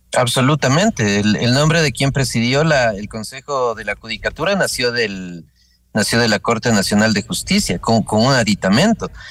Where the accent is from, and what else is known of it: Ecuador